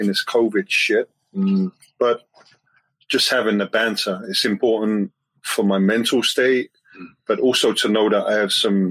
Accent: London, United Kingdom; moved away as an adult; now in Toronto, Canada; I grew up in London, but 15 years is the longest I've been

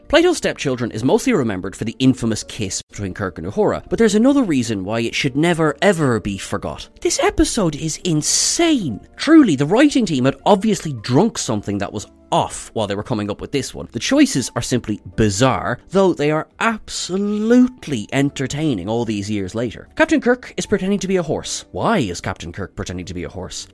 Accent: Ireland; accent: Irish; I'm an Irish man

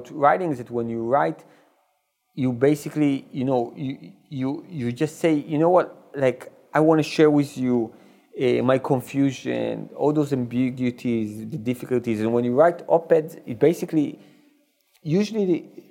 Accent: Israel; when I was young, we had in Israel the show Faulty Towers

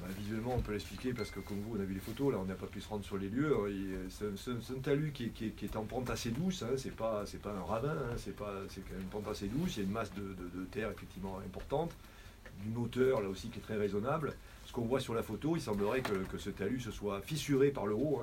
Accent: France; quand on est français

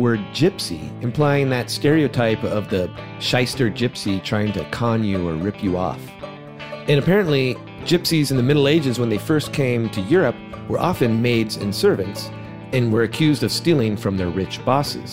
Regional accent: suburban California, United States; As a kid growing up in suburban California

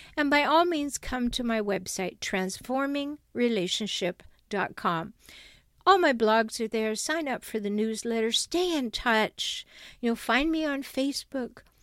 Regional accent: Canada; now in San Diego, United States; I'm a Canadian, but I li, I have dual citizenship. I live in San Diego, California.

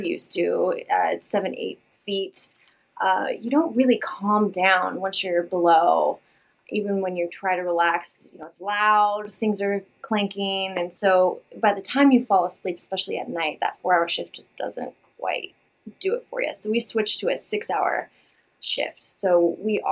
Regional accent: Puget Sound, Washington, United States; I grew up sailing in Puget Sound

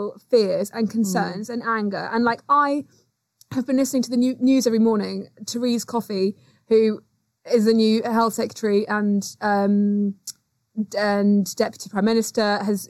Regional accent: United Kingdom; being British

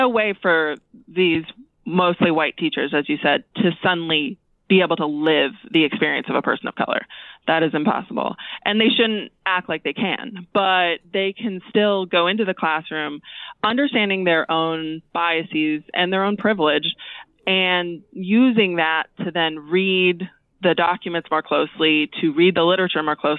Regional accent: West Virginia, United States; also born or lived in Orange County, California / Bloomington, Indiana; now in Boone, United States; I'm mostly consider myself from West Virginia. I moved there when I was 11. I grew up there, went to high school there.

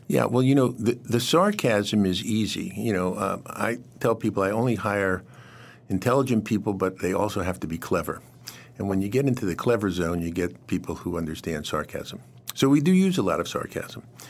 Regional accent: New York City, New York, United States; moved away; part of my childhood was growing up in Queens, not very far from, from where Donald Trump grew up in Queens

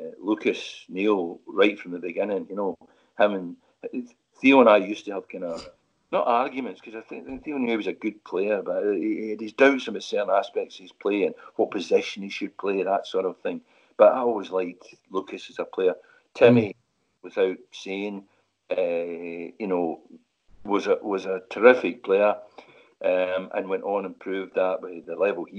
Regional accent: Glasgow, Scotland, United Kingdom; moved away; I'm from Glasgow

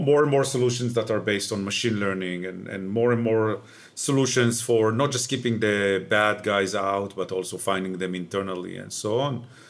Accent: Israel; moved away; I grew up in Israel, uh, which you might be able to hear from my accent.

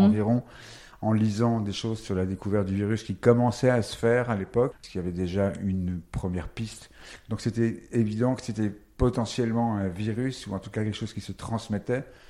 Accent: Paris, Île-de-France, France; Et parisien, je suis né à Paris

